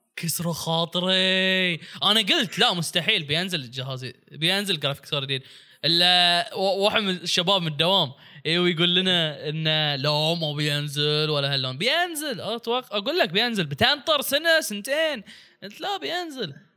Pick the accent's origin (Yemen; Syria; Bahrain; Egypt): Bahrain; انا بحريني